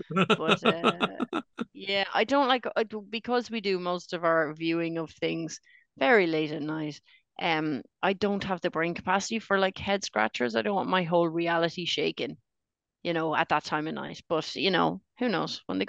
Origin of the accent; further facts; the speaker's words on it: Australia; accent: Australian; I'd like to thank the Academy in my Australian accent, which I have. I've just been pretending to be Irish this whole time.